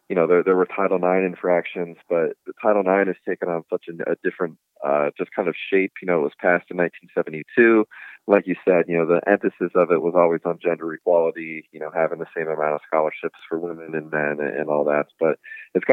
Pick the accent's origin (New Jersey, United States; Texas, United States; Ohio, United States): Ohio, United States; moved away as an adult; also born or lived in Wyoming; now in Evansville, United States; I'm originally from Ohio